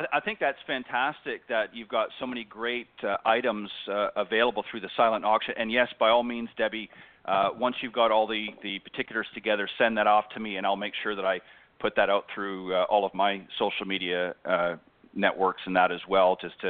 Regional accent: Canada; now in Panama City Beach, United States; I live in Panama City Beach, Florida, but I'm originally from Canada.

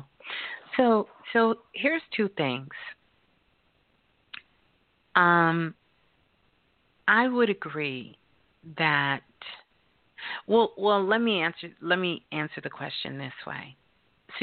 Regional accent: New York City, New York, United States; I was born in Brooklyn

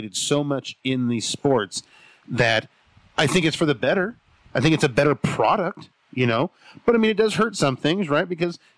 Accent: near San Francisco, California, United States; now in Colorado, United States; I lived near San Francisco, near-ish San Francisco

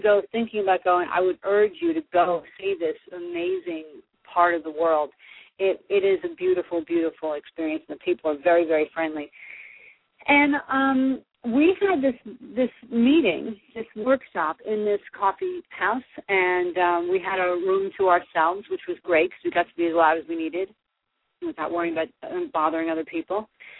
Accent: New Jersey, United States; you all know I'm from Jersey

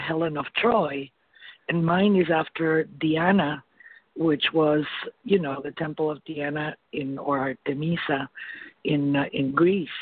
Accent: Argentina; moved away; I'm from Argentina

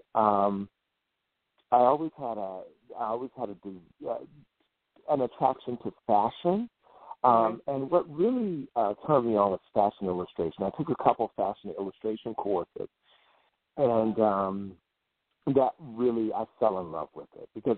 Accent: Virginia, United States; growing up in Virginia

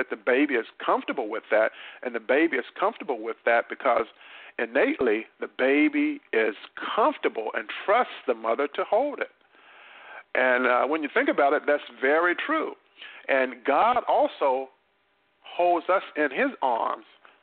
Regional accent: North Carolina, United States; in my hometown in North Carolina

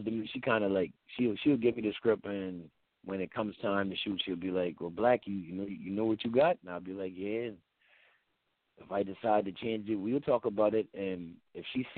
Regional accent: Charleston area, South Carolina, United States; accent: Geechee; I'm from Highway 17 and a little neighborhood called Red Talk

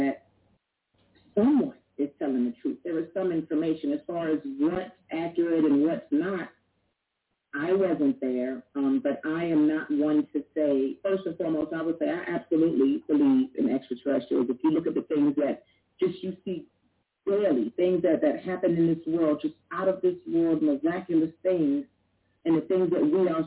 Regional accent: New York, United States; growing up in New York

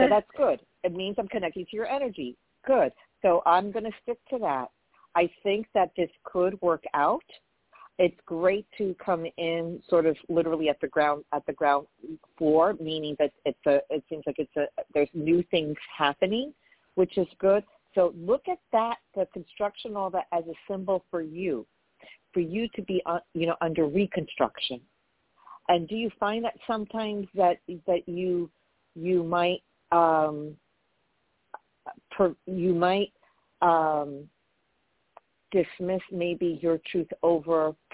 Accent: New York, United States; I'm from New York

